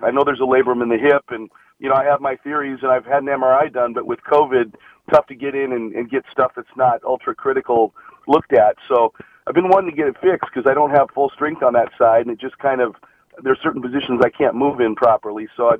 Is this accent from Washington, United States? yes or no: yes; Seattle, Washington, United States; I was up in Seattle, Lake Washington High School up there.